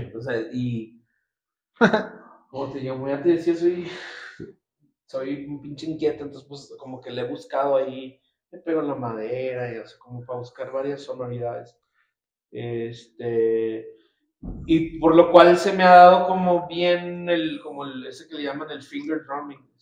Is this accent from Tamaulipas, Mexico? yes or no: yes; Nuevo Laredo, Tamaulipas, Mexico; moved away as an adult; now in Mexico City, Mexico; Yo soy originario de Nuevo Laredo, Tamaulipas.